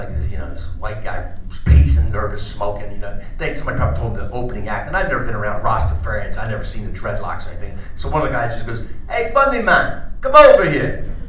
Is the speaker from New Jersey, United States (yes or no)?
yes; New Jersey, United States; I'm from New Jersey.